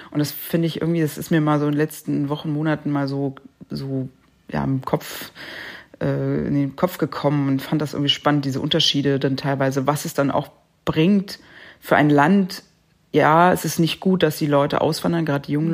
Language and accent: German; Germany; bei uns in Deutschland